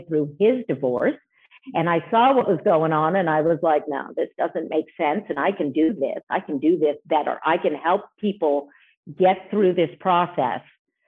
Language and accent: English; Montreal, Quebec, Canada; moved away as an adult; now in United States; I've originally come from Montreal, Canada. So I'm Canadian, as well as being a U.S. citizen. I moved here in 1999